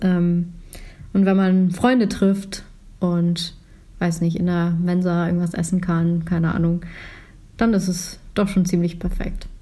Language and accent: German; Schleswig-Holstein, Germany; ich komme aus Schleswig-Holstein